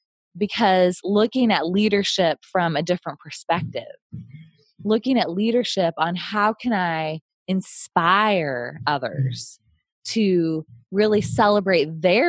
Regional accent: Midwest, United States; moved away as an adult; now in San Diego, United States; I grew up in the Midwest

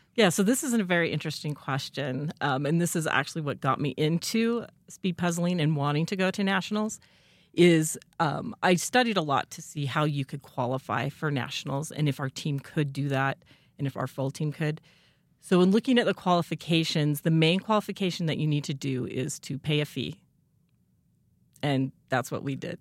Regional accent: Rexburg, Idaho, United States; moved away as an adult; I also grew up in Rexburg, um, and moved away for several years, but I'm back in town

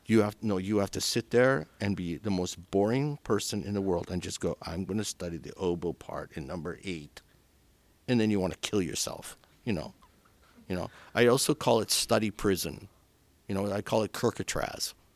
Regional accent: Crowsnest Pass, Alberta, Canada; also born or lived in Philadelphia, United States; now in Chicago, United States; I was born in a place called the Crow's Nest Pass in Alberta

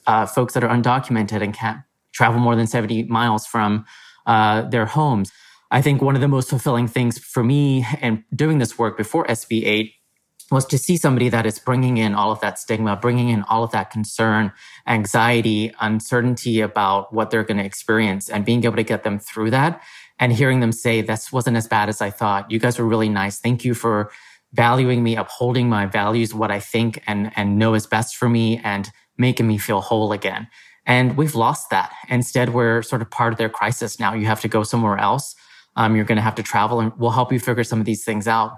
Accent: Texas, United States; I grew up in Texas. This is home for me

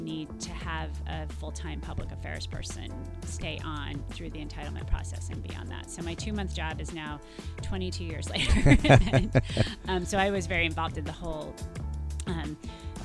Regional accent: Sacramento, California, United States; moved away as an adult; also born or lived in Berkeley; now in San Francisco, United States; I grew up in Sacramento

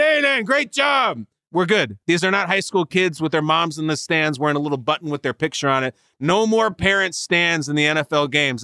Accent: Chicago, Illinois, United States; I'm born and raised in the Chicago area.

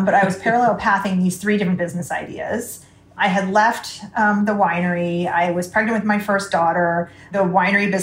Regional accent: United States; moved away; I'm coming from America

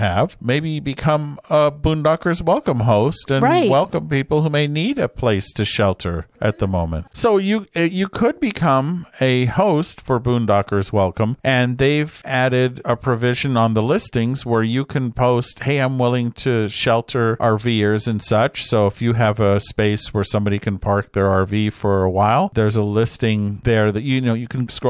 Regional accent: Southern California, United States; Peggy and I grew up in Southern California

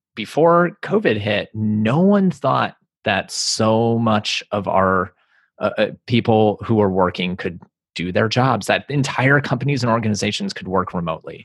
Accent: East Coast, United States; moved away as an adult; also born or lived in Los Angeles; I grew up on the East Coast and then moved out to L A after I graduated college

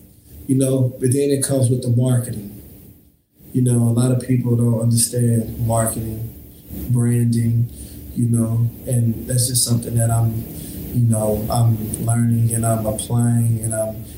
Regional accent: Little Rock, Arkansas, United States; Southwest Little Rock, Arkansas.

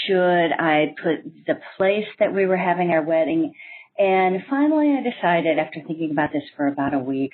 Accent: Juneau, Alaska, United States; now in Athens, Greece; this is my Nerd Confession. I'm originally from Juneau, Alaska, currently living in Athens, Greece.

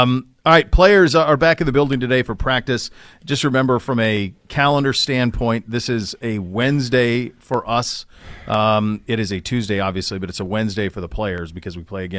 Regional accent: Great Falls, Montana, United States; And so there is like near where I grew up near Great Falls, the air temp is minus 39 air temp, not wind chill, air temp.

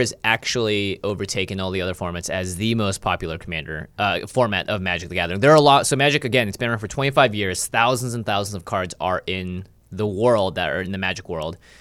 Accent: Seattle, Washington, United States; I grew up in Seattle

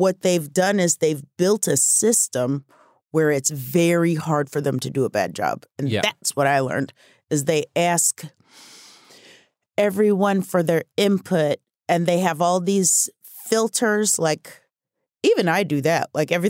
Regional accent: Omaha, Nebraska, United States; I'm from Omaha, Nebraska. And I thought I would live there forever and do musicals at night and deliver the mail in the day.

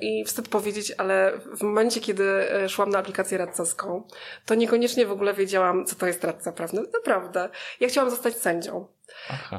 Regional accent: Małkinia Górna, Masovian Voivodeship, Poland; moved away as an adult; now in Warsaw, Poland; Pochodzę z takiej miejscowości na trasie Warszawa-Białystok, która się nazywa Małkinia

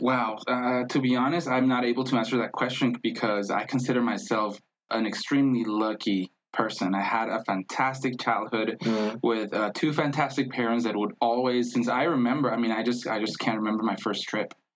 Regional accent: Tijuana, Baja California, Mexico; English is a second language; moved away as an adult; also born or lived in Mexico City / Wyoming; now in Denver, United States; I was born in Mexico City, but I was uh, I grew up in Tijuana. I was raised in Tijuana, Baja California.

